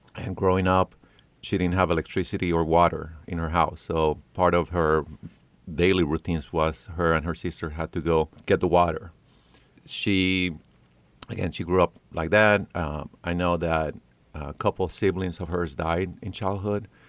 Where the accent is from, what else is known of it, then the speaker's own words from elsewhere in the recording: Paris, Île-de-France, France; also born or lived in New York City / California; now in North Carolina, United States; I was born in Paris, France.